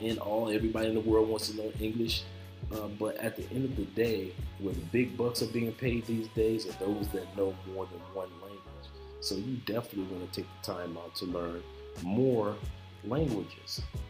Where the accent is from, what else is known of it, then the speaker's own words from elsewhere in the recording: Tampa, Florida, United States; moved away as an adult; now in Cali, Colombia; I am here living now in Cali, Colombia. I'm from North America, from the Tampa area, and my wife, fiance, lives here in Cali, Colombia. And now this is where I've been living for over the past, off and on for the past year.